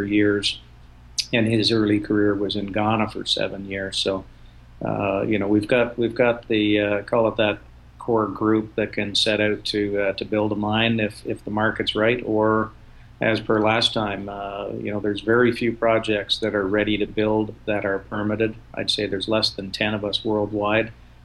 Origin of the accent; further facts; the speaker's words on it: Ottawa, Ontario, Canada; I grew up in Ottawa.